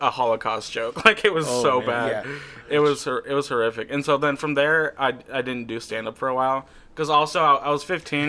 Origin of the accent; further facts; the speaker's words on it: Rockford, Michigan, United States; I grew up in Rockford, right outside of Grand Rapids.